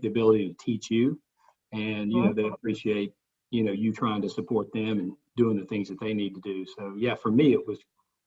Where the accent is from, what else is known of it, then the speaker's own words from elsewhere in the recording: Cleveland, Tennessee, United States; also born or lived in Oxford, Mississippi / West Point, Mississippi; now in Knoxville, United States; I grew up in East Tennessee, grew up in Cleveland and Bradley County